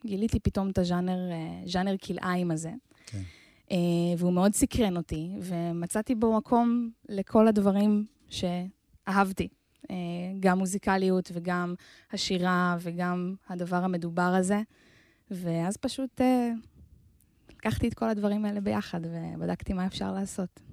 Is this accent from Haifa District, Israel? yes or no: no; Ganei Hadar, Central District, Israel; נולדתי במושב שנקרא גני הדר, כן. ליד רחובות.